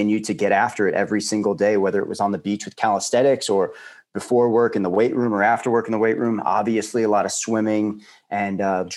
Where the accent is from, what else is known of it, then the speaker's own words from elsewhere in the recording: Long Island, New York, United States; I grew up on Long Island and had a very active childhood